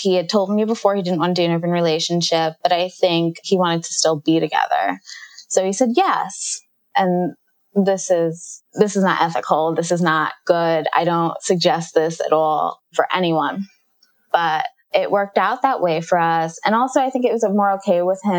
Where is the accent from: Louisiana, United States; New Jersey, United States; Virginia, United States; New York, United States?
New York, United States; New York City; now in New York City, United States; I grew up in Jamaica, Queens, in New York